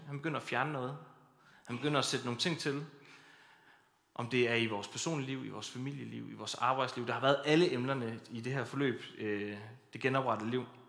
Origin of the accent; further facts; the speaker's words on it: Kolding, Southern Denmark, Denmark; Jeg kommer fra Kolding, fra apostolsk Mekka, som vi kalder det